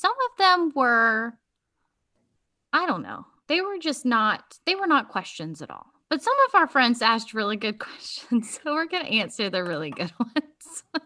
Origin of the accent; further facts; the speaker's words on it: Virginia Beach, Virginia, United States; I was born in Virginia Beach